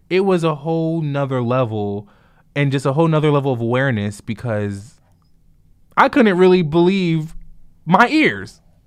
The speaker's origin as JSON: {"language": "English", "town": "Jersey City", "region": "New Jersey", "country": "United States", "tie": "born or raised there", "said": "Growing up in Jersey City"}